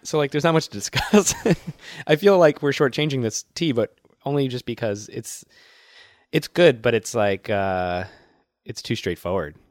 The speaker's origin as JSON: {"language": "English", "town": "Worcester", "region": "Massachusetts", "country": "United States", "tie": "born or raised there", "said": "my hometown of Worcester"}